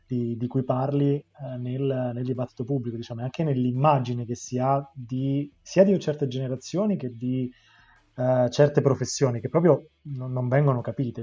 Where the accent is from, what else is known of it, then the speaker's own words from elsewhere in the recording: Rome, Lazio, Italy; da romano, che... ha passato l'adolescenza sul litorale di Ostia